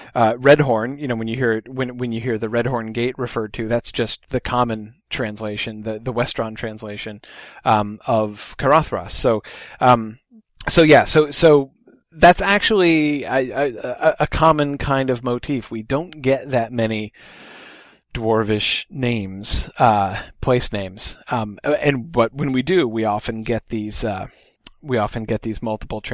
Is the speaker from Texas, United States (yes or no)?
no; New Hampshire, United States; I'm from New Hampshire